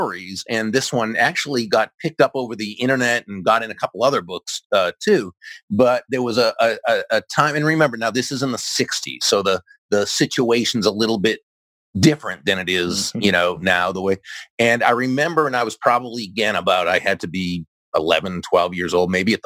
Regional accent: Boston, Massachusetts, United States; I'm from Massachusetts, the greater Boston area

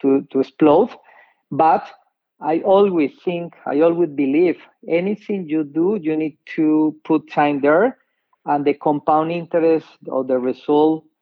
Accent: Colombia; English is a second language; moved away as an adult; also born or lived in New York, United States; now in United States; I'm from Colombia. I was born in New York, but I grew up in Colombia. For 23 years

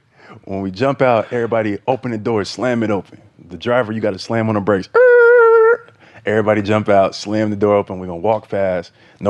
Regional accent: Atlanta, Georgia, United States; I'm from Atlanta, so you know.

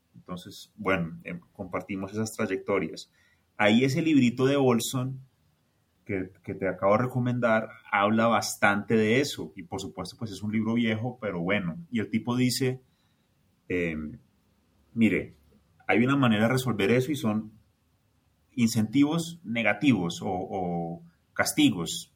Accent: Colombia; also born or lived in Bogotá; yo soy colombiano

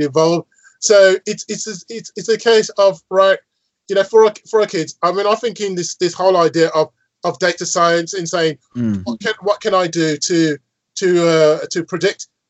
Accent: Birmingham, West Midlands, United Kingdom; I'm from Birmingham, yes, and my team is Aston Villa

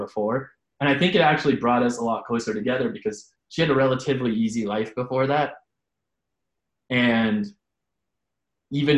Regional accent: San Francisco, California, United States; I grew up in San Francisco, though, and had a single mom

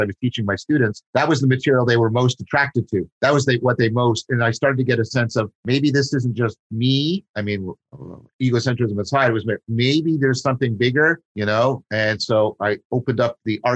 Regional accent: Dundas, Ontario, Canada; first language English; I grew up in Dundas in Canada, which is near Hamilton

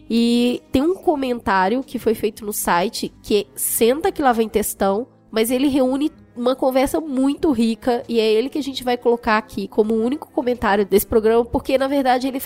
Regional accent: Rio de Janeiro, Brazil; Vou tentar dar essa visão como carioca. O fenômeno arrastão é muito antigo no Rio de Janeiro

